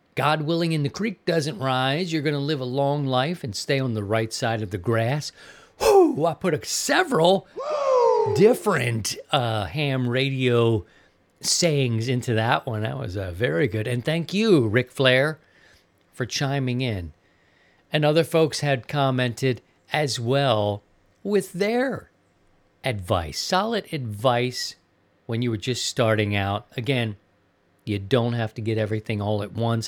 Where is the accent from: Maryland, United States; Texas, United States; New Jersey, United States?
Maryland, United States; also born or lived in Missouri; now in Sarasota, United States; my home state of Maryland